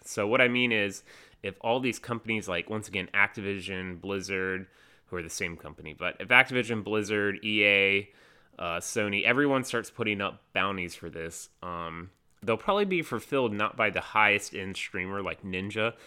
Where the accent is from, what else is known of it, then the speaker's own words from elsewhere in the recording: North Carolina, United States; I'm from North Carolina